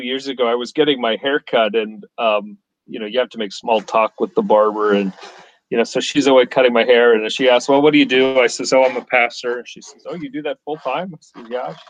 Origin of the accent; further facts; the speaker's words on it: Canada; I grew up in Canada